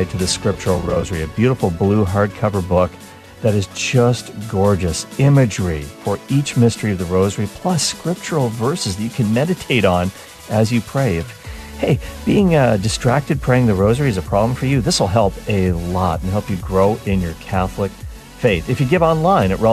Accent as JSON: {"language": "English", "region": "the Maritimes", "country": "Canada", "said": "I'm from the Maritimes in Canada."}